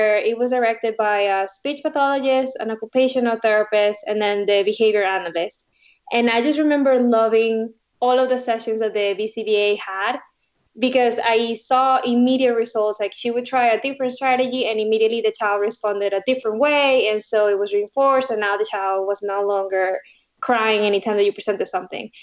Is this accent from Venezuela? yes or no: yes; Venezuela; now in Florida, United States; Originally, I'm from Venezuela. I was born there and moved to the U.S. about 15 years ago.